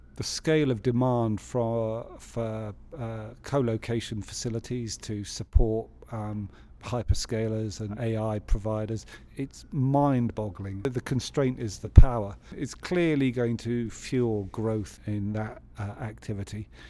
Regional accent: England, United Kingdom; as an English economist

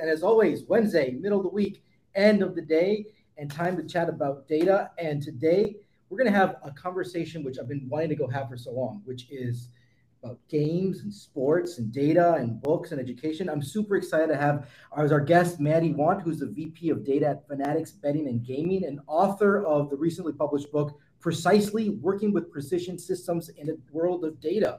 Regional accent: San Jose, California, United States; moved away; also born or lived in Texas; I'm actually originally from San Jose.

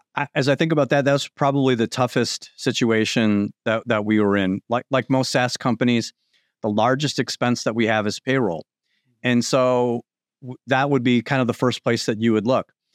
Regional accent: Chicago, Illinois, United States; moved away as an adult; now in Indianapolis, United States; I'm a Chicago guy. I came, I came down to Indianapolis from Chicago

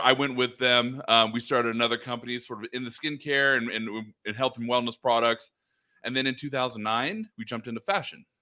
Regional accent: Oregon, United States; moved away as an adult; also born or lived in Los Angeles area, California; We grew up in Oregon.

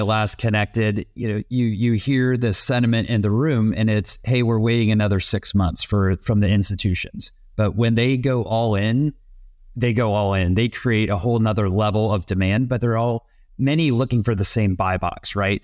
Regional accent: Texas, United States; moved away; also born or lived in East Coast; having been born and raised in Texas and school and on the East Coast

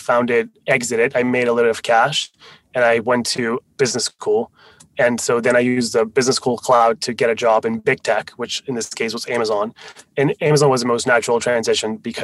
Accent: France; first language Spanish and French; English is a second language; also born or lived in Spain; now in United States; I'm Spanish originally, although I grew up in France. So Spanish and French were my first two languages

